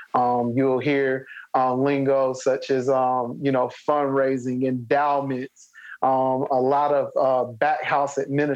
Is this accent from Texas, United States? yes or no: no; Spartanburg, South Carolina, United States; So at USC Upstate, which is an extension of USC, but it's here in my hometown in Spartanburg.